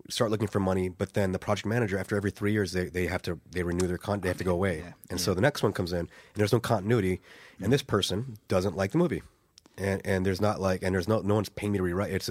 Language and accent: English; Ireland; I'm Irish, and I you know yeah. I think because I'm there's this perception that I'm American